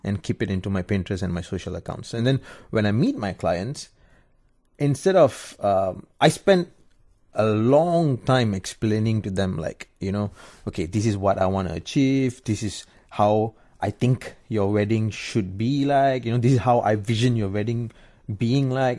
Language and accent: English; Kajang, Selangor, Malaysia; I'm from Kajang, and I used to be an engineer